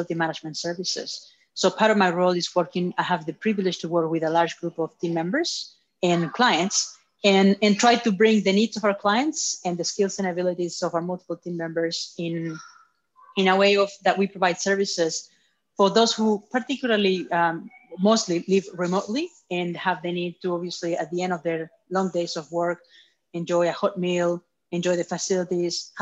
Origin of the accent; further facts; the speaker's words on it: Chile; now in Australia; I was born in Chile 30-some years ago.